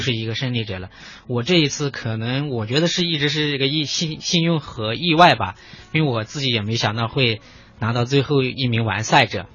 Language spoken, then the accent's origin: Chinese; Ningxia, China; 我老家是宁夏的